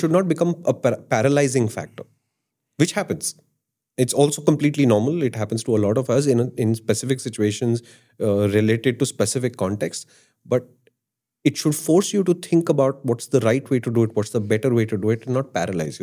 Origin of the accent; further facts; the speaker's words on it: Delhi, India; I'm from Delhi